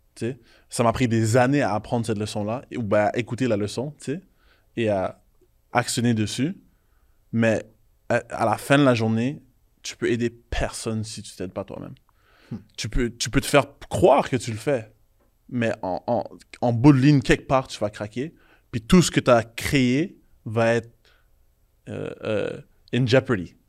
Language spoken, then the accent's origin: French; Haiti; Moi, je suis haïtien